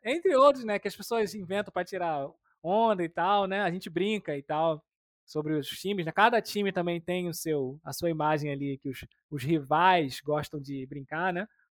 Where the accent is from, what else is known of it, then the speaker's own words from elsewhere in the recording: Rio de Janeiro, Brazil; also born or lived in São Gonçalo; eu sou do Rio de Janeiro, né? Eu moro no estado do Rio, uma cidade chamada São Gonçalo